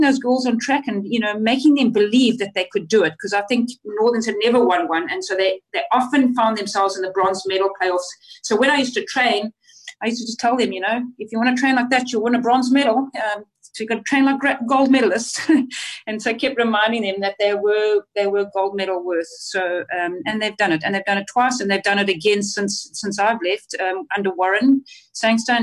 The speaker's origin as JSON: {"language": "English", "country": "Zimbabwe", "tie": "born or raised there", "also_born_or_lived": "South Africa", "moved": "yes", "said": "I obviously went to school there, and my desire was always to play for Zimbabwe"}